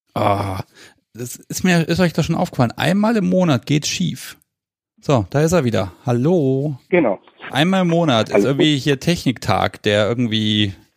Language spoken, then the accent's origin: German; Hanover area, Lower Saxony, Germany; ich bin ja kein Hannoveraner, ich komme ja aus dem Umland.